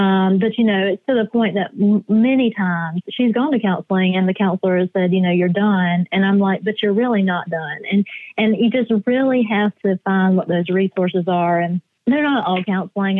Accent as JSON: {"language": "English", "town": "Easley", "region": "South Carolina", "country": "United States", "tie": "born or raised there", "lives_now": "Columbia, United States", "said": "I grew up in Easley, which is about 20 minutes outside of Clemson"}